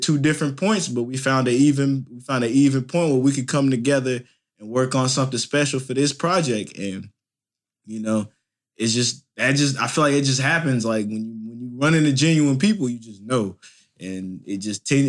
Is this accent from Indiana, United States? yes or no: yes; Indianapolis, Indiana, United States; my hometown, Indianapolis, Indiana